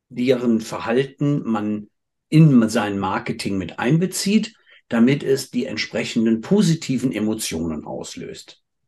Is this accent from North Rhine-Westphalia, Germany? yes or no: yes; Cologne, North Rhine-Westphalia, Germany; als Kölsche Jung